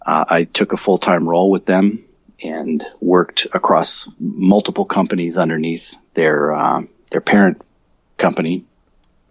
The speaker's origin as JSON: {"language": "English", "region": "Colorado", "country": "United States", "tie": "born or raised there", "moved": "as an adult", "lives_now": "Australia", "said": "I grew up in Colorado. That's where I'm originally from."}